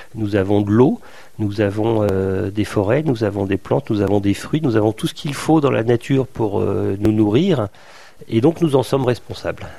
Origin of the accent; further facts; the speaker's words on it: Vosges, Grand Est, France; now in Brittany, France; je suis né dans les Vosges